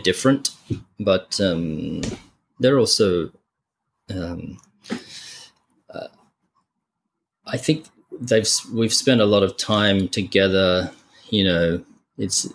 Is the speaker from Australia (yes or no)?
yes; Adelaide, South Australia, Australia; moved away; Adelaide, especially where I grew up